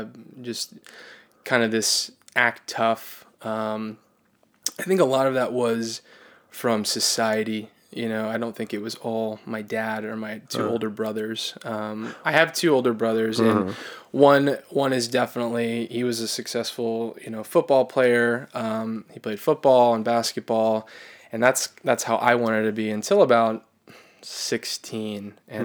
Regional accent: Florida, United States; now in New York, United States; I'm from Florida. I've lived in New York almost 2 years.

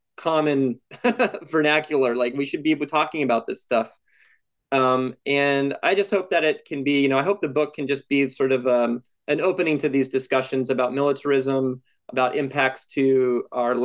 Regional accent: Montana, United States; I'm from Montana

